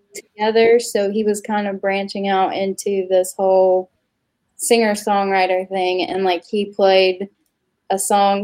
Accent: Oak Hill, Ohio, United States; moved away as an adult; also born or lived in Lexington; now in Huntington, United States; I'm from it's like an hour and 15 minutes away. It's Oak Hill, Ohio

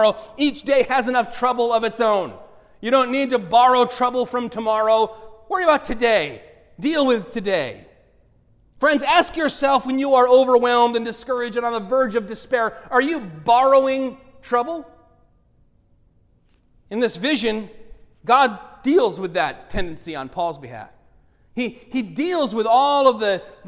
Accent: United States; we as American Christians

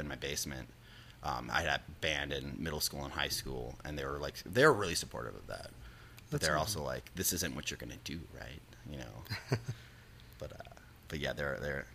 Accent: Eden Prairie, Minnesota, United States; also born or lived in Richfield, Minnesota; my parents moved to, Eden Prairie

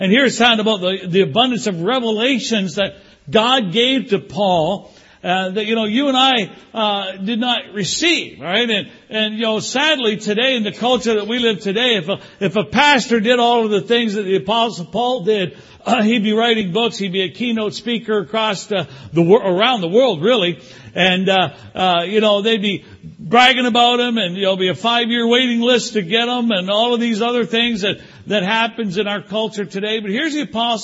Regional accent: Canada; moved away; also born or lived in Toronto / California; I was raised in Canada.

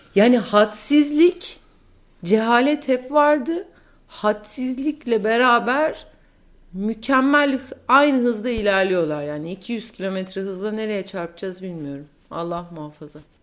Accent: Turkey; moved away as an adult; now in New York, United States; Türkiye'de kendi ana dilimde çok daha cesurdum.

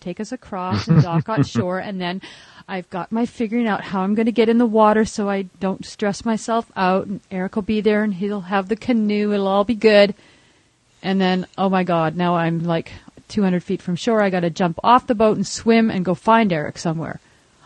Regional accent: Vancouver, British Columbia, Canada; now in Kelowna, Canada; I grew up in Vancouver, and I have no ever interest in living back in Vancouver again.

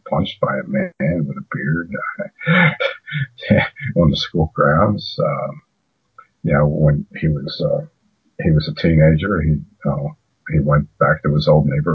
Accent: Baltimore County, Maryland, United States; also born or lived in Washington County, Pennsylvania; I was raised in Baltimore County and in Washington County, Pennsylvania.

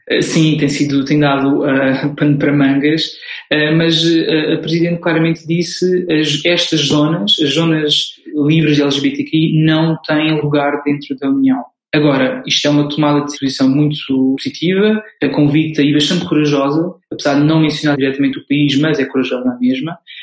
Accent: Portugal; moved away as an adult; now in Brussels, Belgium; eu sou português. Vivo eh, em Bruxelas já há cerca de dois anos

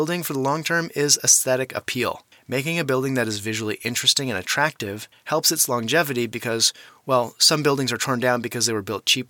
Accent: Bemidji, Minnesota, United States; moved away; I still visit that house every time I go back to Bemidji, which is my hometown

